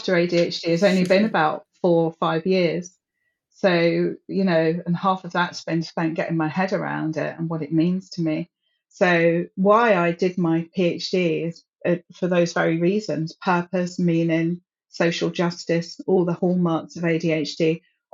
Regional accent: London, United Kingdom; I grew up in London

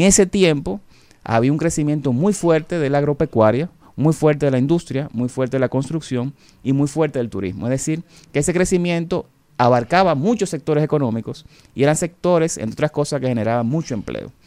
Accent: Dominican Republic

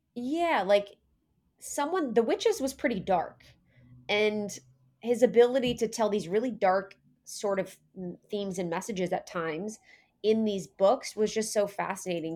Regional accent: Ohio, United States; I was born in Ohio

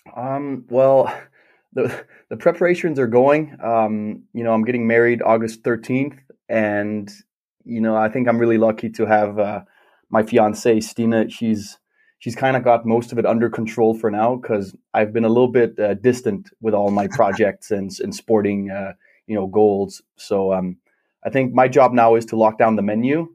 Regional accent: Klitmøller, North Denmark Region, Denmark; growing up in Denmark

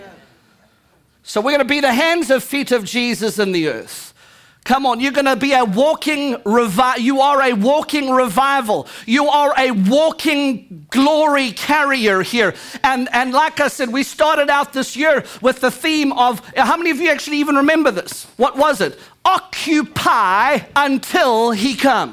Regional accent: United States; I'm an American

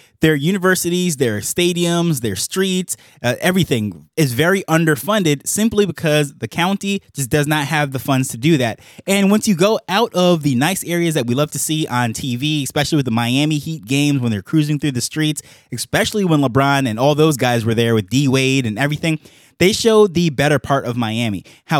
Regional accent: Jamaica; now in United States; when I came to the US from Jamaica, that was the first city that I landed in. That's where we flew into from Jamaica, and that was my contact point with the country.

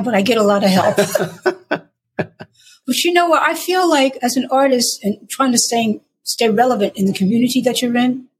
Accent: New York, United States; accent: New York; because I don't have a Southern accent, I don't have like, you know, a deep, deep, deep contralto, gravelly, gospely voice. I sound like I'm from New York.

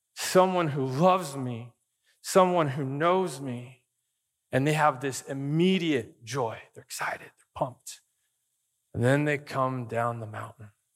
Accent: Arizona, United States; I grew up in Arizona

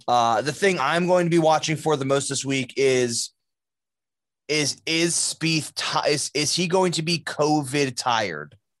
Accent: New Jersey, United States; I grew up in New Jersey

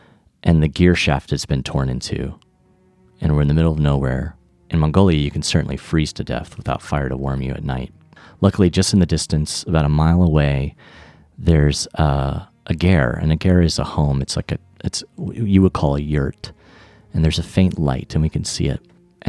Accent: Orlando, Florida, United States; And I was from Orlando, so it was as if he was like a reminder of home.

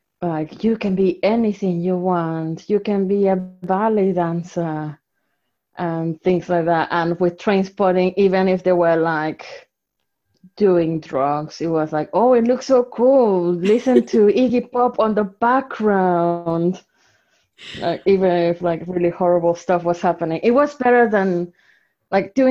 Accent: Mexico; first language Spanish; English is a second language; moved away as an adult; also born or lived in Salford / Manchester; now in Leicester, United Kingdom; I was born in Mexico and raised in Mexico for the first 24 years of my life.

